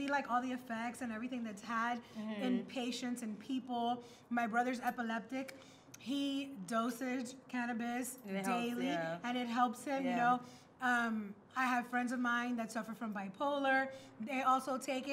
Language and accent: English; United States; I was born here, but I come from an immigrant family. I'm Cuban American